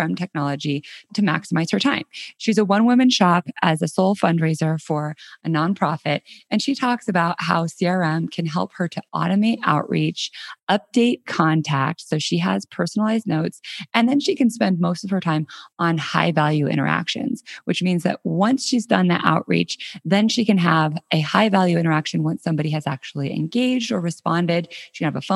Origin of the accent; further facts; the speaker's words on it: Colorado, United States; moved away as an adult; also born or lived in San Francisco; last week I moved from San Francisco back to my hometown in Colorado. I'm now living in Denver